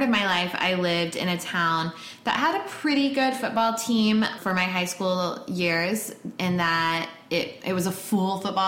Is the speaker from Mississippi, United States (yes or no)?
no; North Texas, United States; moved away as an adult; also born or lived in Chicago; I am a Texpat, which is an expat that originally hailed from Texas. I grew up in the North Texas area for all of my life, but I moved around so many times.